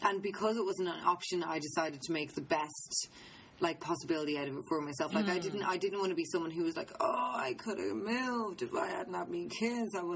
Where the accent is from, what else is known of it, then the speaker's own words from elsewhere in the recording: Ireland; being in my home country.